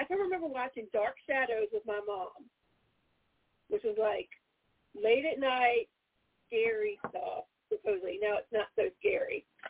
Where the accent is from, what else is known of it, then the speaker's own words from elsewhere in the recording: Rockville, Maryland, United States; I grew up out in Rockville